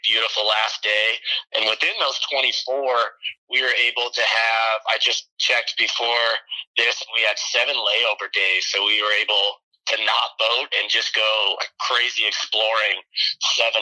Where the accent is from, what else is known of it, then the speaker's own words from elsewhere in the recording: Iowa, United States; now in Nevada, United States; I currently live in Nevada. I grew up in Iowa